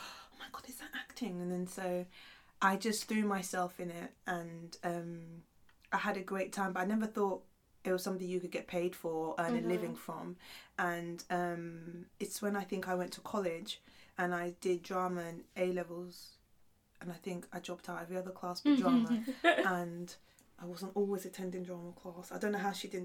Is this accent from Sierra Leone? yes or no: yes; Sierra Leone; moved away; I was born in Sierra Leone.